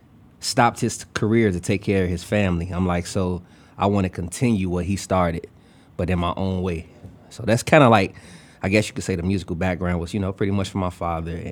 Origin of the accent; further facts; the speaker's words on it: Chicago, Illinois, United States; also born or lived in Bolingbrook, Illinois; I grew up on the west side. Born and raised, K-Town.